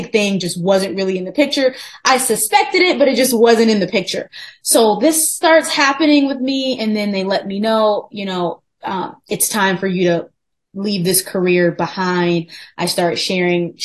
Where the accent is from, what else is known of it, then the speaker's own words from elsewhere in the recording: Farmington Hills, Michigan, United States; moved away as an adult; also born or lived in New York City; I'm originally from Farmington Hills, Michigan, which is like 20 minutes outside of Detroit